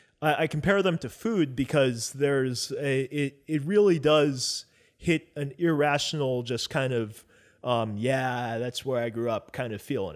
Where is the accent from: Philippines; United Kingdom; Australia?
Philippines; I'm Filipino. My mom is from the Philippines.